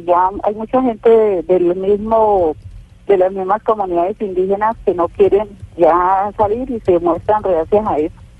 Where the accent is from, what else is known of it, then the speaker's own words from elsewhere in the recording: Cauca, Colombia; somos colombianos todos